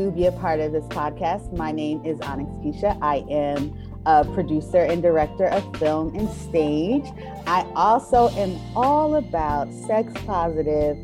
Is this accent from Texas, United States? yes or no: no; New Jersey, United States; moved away as an adult; now in Atlanta, United States; I grew up in New Jersey, so the culture was theater